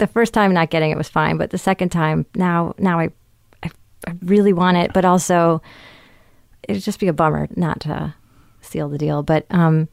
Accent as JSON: {"language": "English", "region": "California", "country": "United States", "said": "I'm from California"}